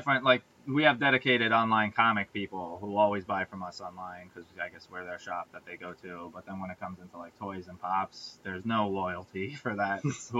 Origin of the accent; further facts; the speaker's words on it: New York, United States; we're from New York